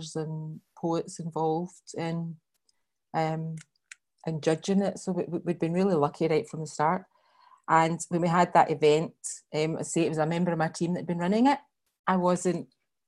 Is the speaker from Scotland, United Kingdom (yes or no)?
yes; Glasgow, Scotland, United Kingdom; I grew up in Glasgow